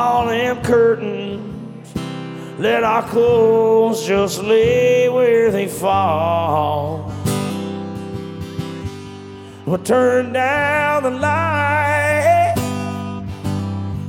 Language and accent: English; Jacksonville, Florida, United States; I'm from Jacksonville, Florida